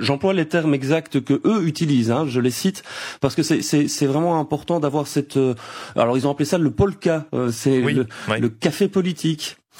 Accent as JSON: {"language": "French", "country": "Belgium", "said": "chez nous en Belgique"}